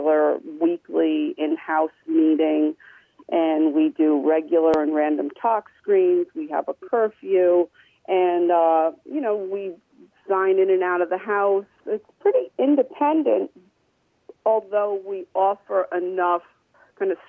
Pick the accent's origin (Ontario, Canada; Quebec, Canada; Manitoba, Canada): Ontario, Canada; Brantford; I'm from Brantford, and I had always wanted to have a house in Brantford